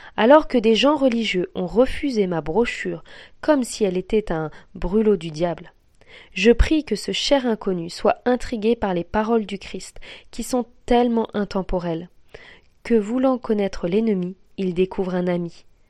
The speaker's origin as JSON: {"language": "French", "area": "Alsace", "region": "Grand Est", "country": "France", "said": "Je suis alsacien."}